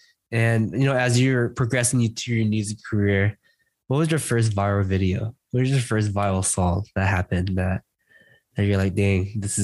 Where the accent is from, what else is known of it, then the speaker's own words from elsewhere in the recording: United States; as an Asian American